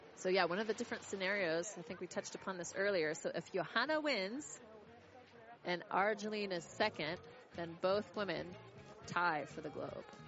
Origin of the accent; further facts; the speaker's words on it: United States; I can be a nice American